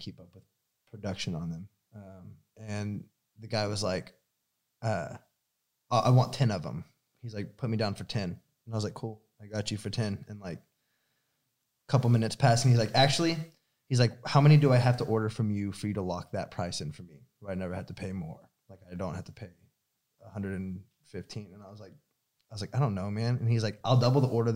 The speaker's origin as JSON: {"language": "English", "town": "Austin", "region": "Texas", "country": "United States", "moved": "yes", "said": "I'm from Austin"}